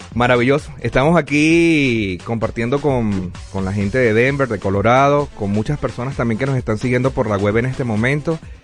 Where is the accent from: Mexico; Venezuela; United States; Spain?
Venezuela; moved away; soy venezolano, tengo el privilegio de haber nacido en la tierra de Simón Bolívar